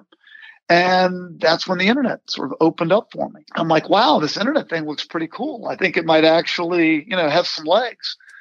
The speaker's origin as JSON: {"language": "English", "region": "Virginia", "country": "United States", "tie": "born or raised there", "said": "I grew up in Virginia"}